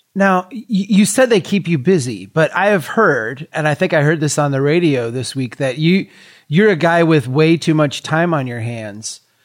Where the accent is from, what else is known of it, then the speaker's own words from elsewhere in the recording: Brainerd, Minnesota, United States; Brainerd here, my hometown